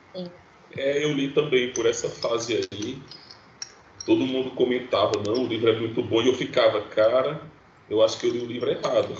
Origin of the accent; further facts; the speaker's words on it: Northeast Region, Brazil; nós que somos do Nordeste